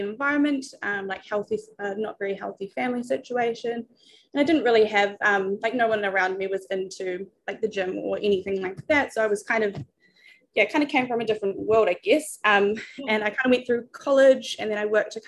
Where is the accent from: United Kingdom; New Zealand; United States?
New Zealand; moved away as an adult; now in Australia; I was born in New Zealand